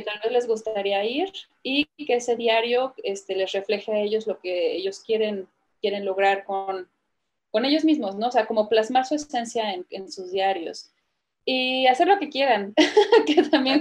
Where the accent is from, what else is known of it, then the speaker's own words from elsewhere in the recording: San Cristóbal de las Casas, Chiapas, Mexico; also born or lived in Querétaro / India / London / Canada; now in Guadalajara, Mexico; me, crié en San Cristóbal de las Casas, realmente. Nací en Querétaro y me, mudé desde muy jovencita para allá con mi familia